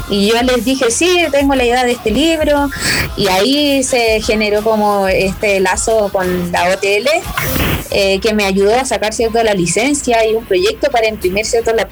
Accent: Aymara village in Chile, northern Chile, Chile; hasta mi pueblo está bien, bien escondido, dejar un pueblo aymara

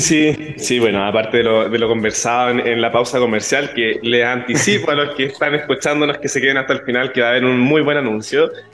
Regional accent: Chile; nosotros como chilenos

